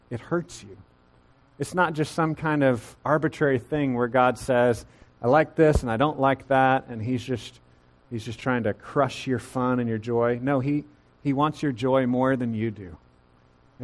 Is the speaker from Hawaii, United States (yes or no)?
no; Central Texas, United States; growing up in Central Texas